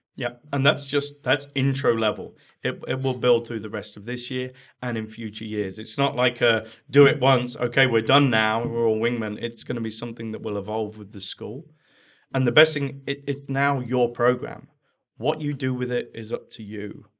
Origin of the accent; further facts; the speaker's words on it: England, United Kingdom; accent: English; moved away as an adult; now in United States; my accent's from England. That's where I spent first forty years of my life before moving over to America.